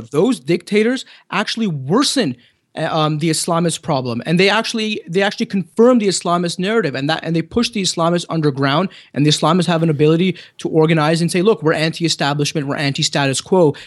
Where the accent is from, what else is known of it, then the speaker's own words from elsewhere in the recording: Canada; accent: Canadian; my good Canadian accent